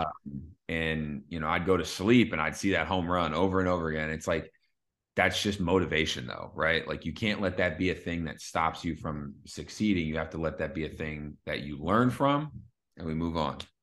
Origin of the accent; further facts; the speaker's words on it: Philadelphia, Pennsylvania, United States; I'm from Philly